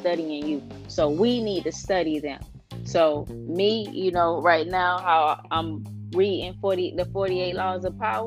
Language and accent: English; Broward County, Florida, United States; I'm from Broward